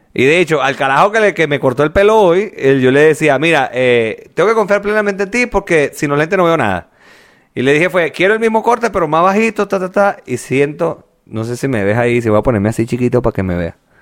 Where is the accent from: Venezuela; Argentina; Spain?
Venezuela; moved away; also born or lived in La Victoria; en Venezuela yo me cortaba el cabello con el mismo carajo toda la vida.